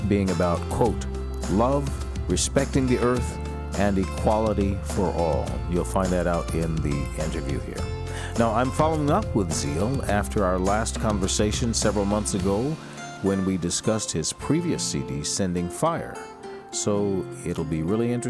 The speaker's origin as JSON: {"language": "English", "town": "Denver", "region": "Colorado", "country": "United States", "moved": "yes", "lives_now": "Hermosa Beach, United States", "said": "I'm from Denver, you know, and we love our Mexican food"}